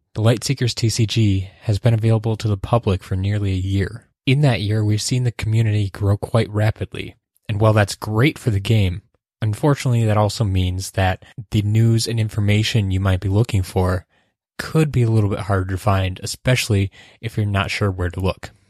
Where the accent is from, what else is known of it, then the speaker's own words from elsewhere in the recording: Wisconsin, United States; here in Wisconsin, my home state.